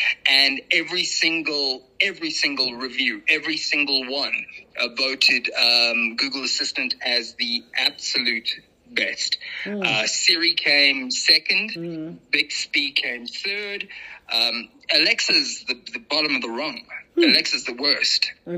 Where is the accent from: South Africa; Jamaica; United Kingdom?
South Africa; Johannesburg, Gauteng; Yeah, I'm South African